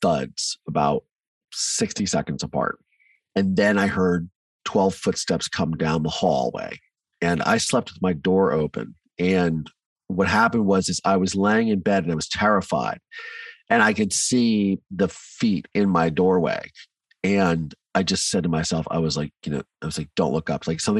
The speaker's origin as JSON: {"language": "English", "town": "Mansfield", "region": "Ohio", "country": "United States", "tie": "born or raised there", "also_born_or_lived": "Virginia", "said": "So I grew up in Ohio in a small town called Mansfield"}